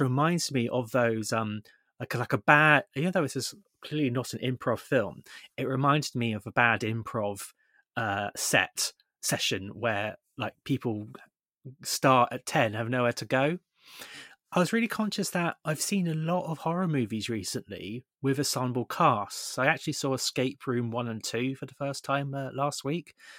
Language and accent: English; Somerset, South West England, United Kingdom; we're both from Somerset